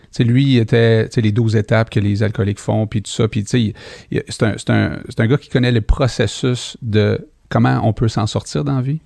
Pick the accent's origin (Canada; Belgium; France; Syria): Canada; Montreal, Quebec; je suis né à Rivière-des-Prairies